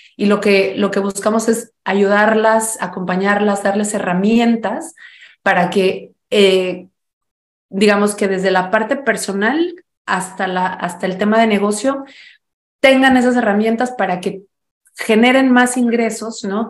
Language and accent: Spanish; Mexico; now in United States; ya notaron mi acento, soy mexicana, vivo en los Estados Unidos hace mucho tiempo